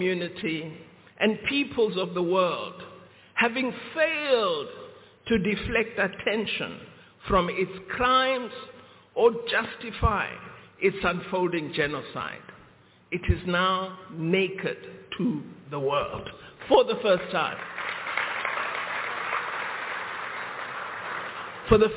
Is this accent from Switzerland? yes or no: no; South Africa; we, as the people of South Africa